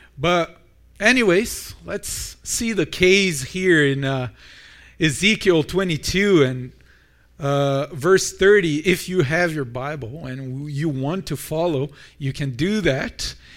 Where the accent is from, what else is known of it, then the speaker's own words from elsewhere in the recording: Brazil; moved away as an adult; now in Milton, Canada; I'm from Brazil